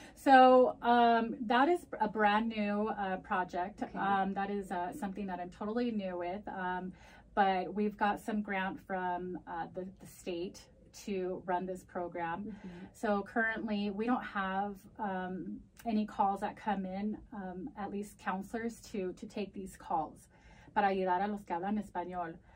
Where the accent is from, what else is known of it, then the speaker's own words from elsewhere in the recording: United States; first language Spanish; English is a second language; nacida aquí, uh, primera generación